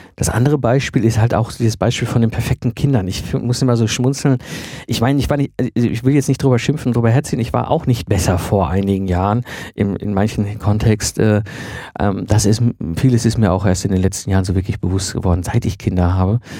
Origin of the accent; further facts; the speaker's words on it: Germany; für uns als Deutsche